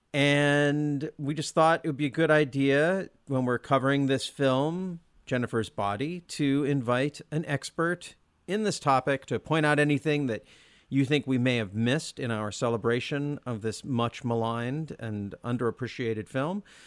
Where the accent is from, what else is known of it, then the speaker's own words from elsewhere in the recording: Olympia, Washington, United States; Brian and I grew up in Olympia.